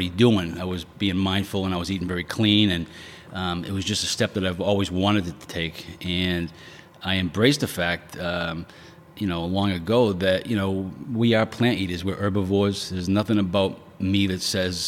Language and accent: English; Quincy, United States; I grew up in Quincy. Remember Quincy guy? Born and raised